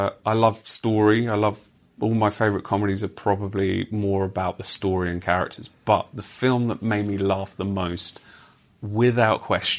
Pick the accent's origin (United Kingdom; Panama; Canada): United Kingdom; as British people